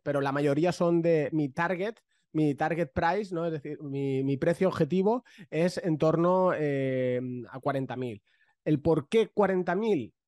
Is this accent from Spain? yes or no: yes; Valencia, Valencian Community, Spain; yo soy de Valencia